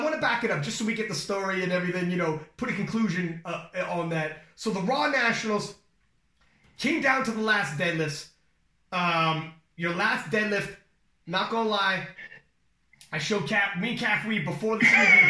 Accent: Canada; we're from Canada

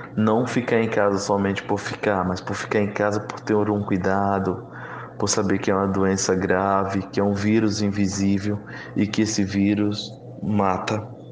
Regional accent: Cabrobó, Pernambuco, Brazil; now in Recife, Brazil; eu sou indígena do povo Trucar, do município de Cabrobó.

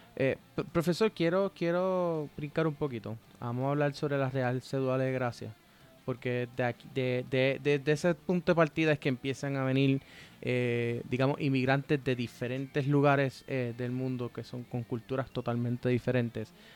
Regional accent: Puerto Rico; somos puertorriqueños

